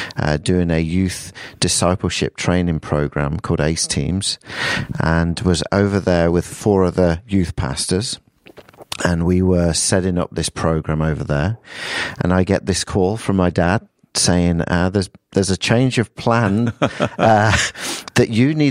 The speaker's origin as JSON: {"language": "English", "region": "England", "country": "United Kingdom", "also_born_or_lived": "Perth, Australia", "moved": "as an adult", "lives_now": "Peoria, United States", "said": "Yeah, well, from my accent, you can tell I'm from England. And about 25 years ago, my dad decided to come and take on a church over here in Washington, Illinois, which is just outside of Peoria, Illinois."}